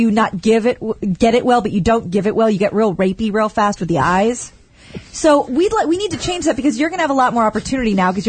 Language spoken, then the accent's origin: English; Portland, Oregon, United States; moved away; I was born in Portland, Oregon